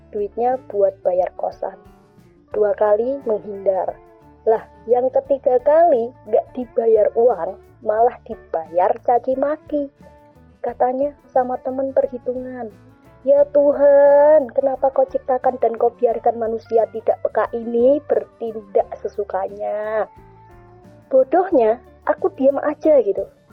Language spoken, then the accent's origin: Indonesian; Java, Indonesia; Sebagai orang Jawa, kita sangat berpegang teguh pada unggah-ungguh atau tata krama